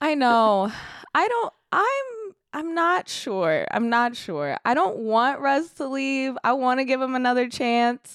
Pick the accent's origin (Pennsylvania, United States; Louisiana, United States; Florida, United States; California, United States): California, United States; Sacramento; I'm from Sacramento